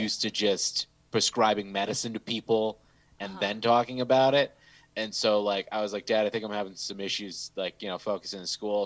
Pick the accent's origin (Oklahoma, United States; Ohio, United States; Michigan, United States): Michigan, United States; Bloomfield; also born or lived in Southfield, Michigan; sixth grade, we moved from Southfield to Bloomfield